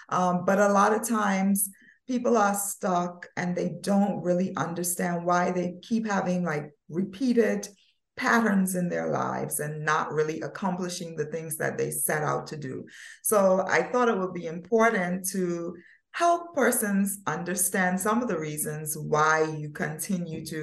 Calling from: Turks & Caicos Islands; from the beautiful by nature Turks and Caicos Islands, where it's always sunny.

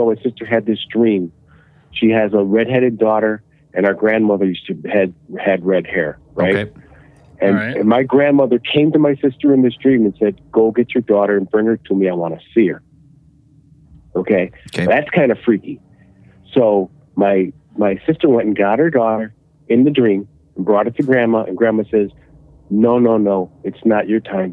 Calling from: Illinois, United States; I'm calling from Illinois

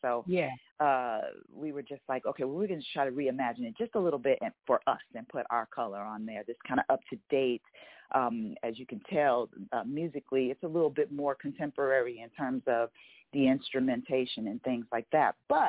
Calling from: Los Angeles, California, United States; Calling from Los Angeles. That's where we're based out

